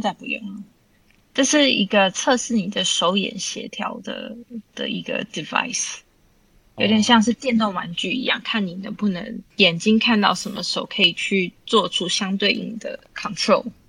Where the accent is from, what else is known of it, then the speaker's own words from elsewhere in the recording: Vancouver, British Columbia, Canada; moved away as an adult; also born or lived in Taipei, Taiwan / London, United Kingdom; now in Taiwan; 我在台北出生，在温哥华长大，然后有一些日本、韩国交换学生的经验，然后在，啊，伦敦念硕士